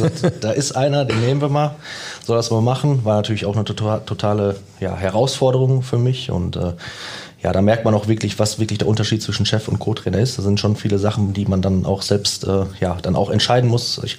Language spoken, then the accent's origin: German; Herne, North Rhine-Westphalia, Germany; Ja, ich bin gebürtiger Wanne Eickler.